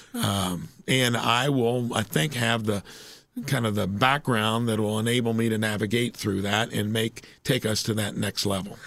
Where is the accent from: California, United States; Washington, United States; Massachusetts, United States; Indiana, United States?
Indiana, United States; moved away as an adult; moving back to your hometown